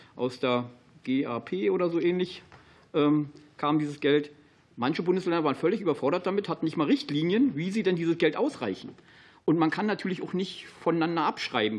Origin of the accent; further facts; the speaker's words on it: Brandenburg, Germany; Für mich als Brandenburger